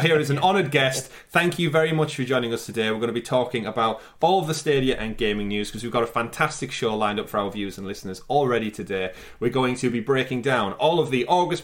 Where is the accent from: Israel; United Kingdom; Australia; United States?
United Kingdom; as a Brit